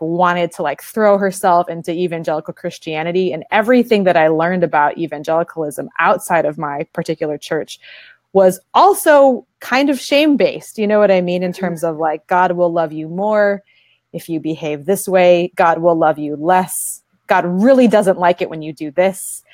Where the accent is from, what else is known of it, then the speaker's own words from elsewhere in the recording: Detroit suburbs, Michigan, United States; I grew up in the Midwest. I was uh, one of very few Asian Americans in my Detroit suburban community.